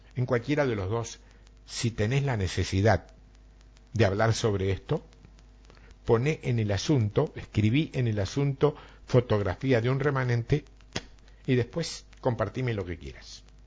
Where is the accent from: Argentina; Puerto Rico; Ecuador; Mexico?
Argentina; somos exagerados los argentinos